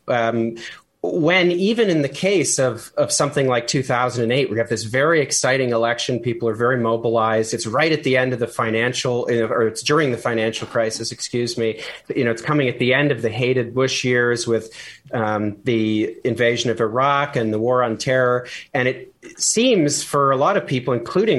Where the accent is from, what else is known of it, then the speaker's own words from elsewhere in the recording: Canada; as a Canadian